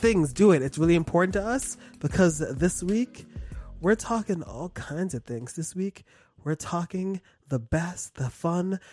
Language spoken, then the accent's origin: English; East Coast, United States; I'm from the East Coast